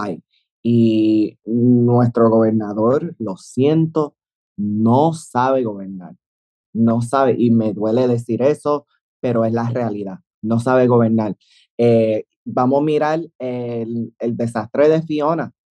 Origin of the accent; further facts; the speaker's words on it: Puerto Rico; yo amo mi país, ah, amo mi país. Eh, sí, soy ciudadana americana